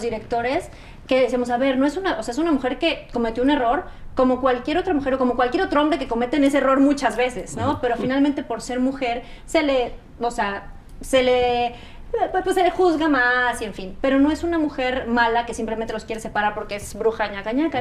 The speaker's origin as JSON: {"language": "Spanish", "country": "Mexico", "said": "como muchos mexicanos"}